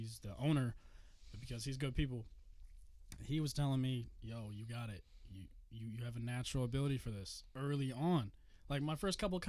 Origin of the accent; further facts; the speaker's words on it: Greenfield, Indiana, United States; also born or lived in Chicago; I'm from Greenfield, Indiana, born and raised